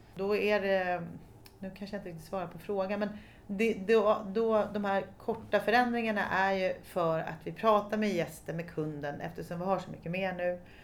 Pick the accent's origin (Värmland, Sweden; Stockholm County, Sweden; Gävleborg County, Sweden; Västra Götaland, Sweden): Stockholm County, Sweden; Stockholm; jag kommer från Stockholm, eller jag är född på allmänna BB